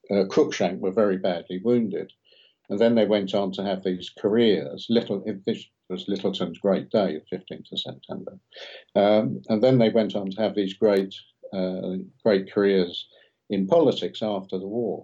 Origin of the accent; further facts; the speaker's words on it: London, United Kingdom; moved away as an adult; also born or lived in Bethnal Green, London / York / Yorkshire; now in Perth, Australia; was brought up in Blackheath in South London.